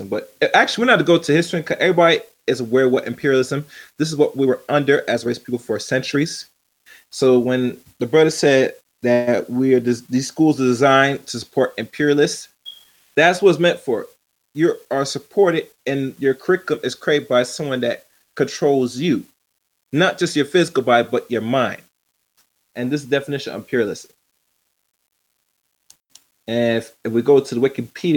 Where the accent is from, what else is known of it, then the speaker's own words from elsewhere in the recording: United States; accent: English; I'm here, born and raised in the United States